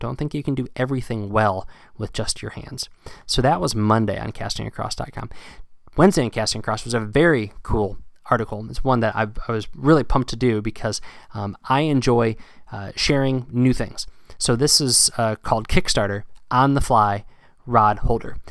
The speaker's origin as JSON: {"language": "English", "region": "South Central Pennsylvania", "country": "United States", "tie": "born or raised there", "moved": "as an adult", "lives_now": "Massachusetts, United States", "said": "I moved from Pennsylvania to uh, Massachusetts uh, back in 2010 because I'd been fishing in South Central Pennsylvania and these rivers that I grew up fishing"}